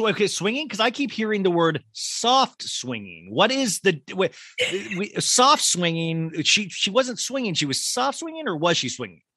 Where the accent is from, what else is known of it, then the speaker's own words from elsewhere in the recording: Kansas, United States; growing up in Kansas